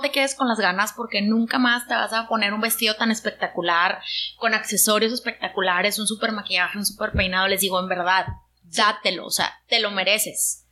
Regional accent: Monterrey, Nuevo León, Mexico; yo soy de Monterrey

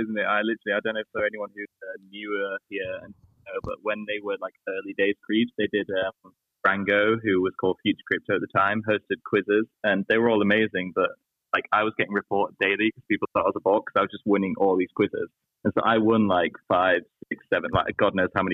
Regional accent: Yorkshire and the Humber, United Kingdom; moved away; also born or lived in London; I'm from Yorkshire in the north of England

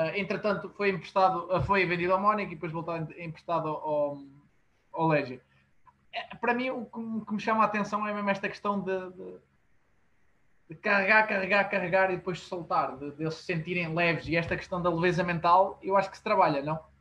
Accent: Portugal; como, como portugueses

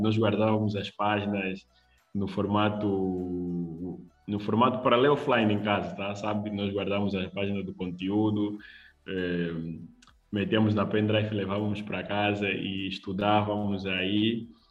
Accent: Luanda, Luanda Province, Angola; sou de Luanda, é, Angola

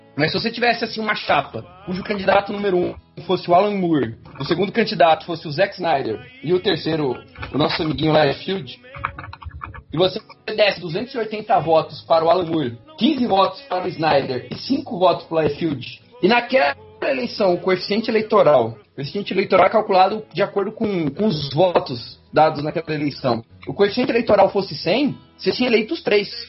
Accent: Brazil; nós, enquanto brasileiros

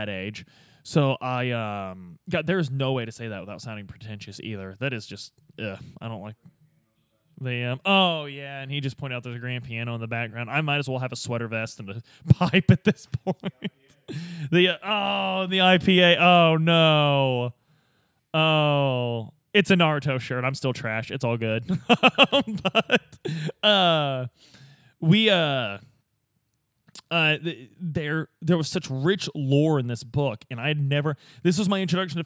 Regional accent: Midwest, United States; Growing up in the Midwest with these old school boomer dads

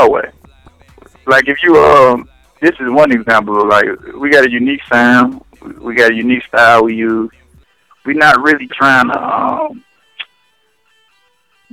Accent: Memphis, Tennessee, United States; now in Atlanta, United States; We're originally from Memphis, Tennessee. By way of Atlanta, okay. Georgia. Both of us reside in Atlanta, Georgia right now

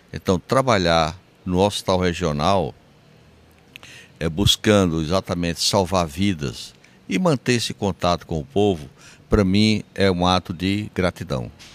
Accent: Sousa, Paraíba, Brazil; sou de Souza, nasci em Souza

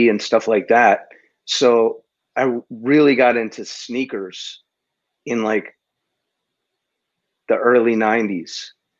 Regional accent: New Jersey, United States; moved away as an adult; also born or lived in Brooklyn, New York; now in Los Angeles, United States; I'm from New Jersey.

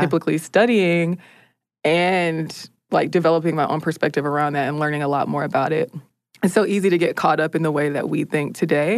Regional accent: United States; as an American

